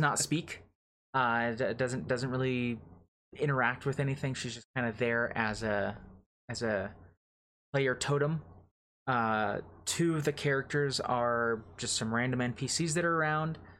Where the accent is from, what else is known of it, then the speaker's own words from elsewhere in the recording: United States; as an American